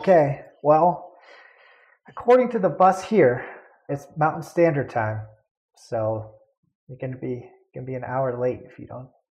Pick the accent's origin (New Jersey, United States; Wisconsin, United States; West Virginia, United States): Wisconsin, United States; moved away; I grew up in Wisconsin, and my allegiances align with Wisconsin football.